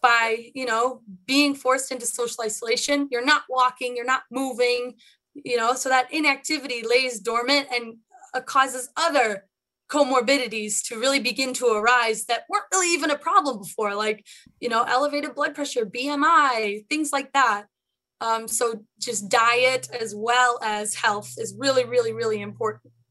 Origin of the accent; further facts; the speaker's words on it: Chicago, Illinois, United States; I am a Chicagoan born and bred.